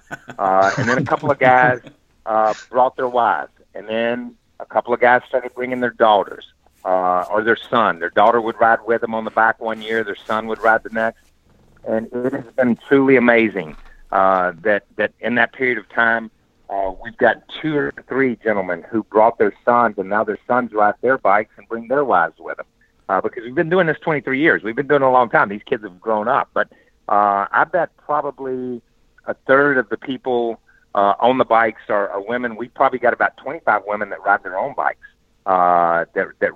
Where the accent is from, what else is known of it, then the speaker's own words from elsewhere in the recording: Southeast, United States; I grew up in the Southeast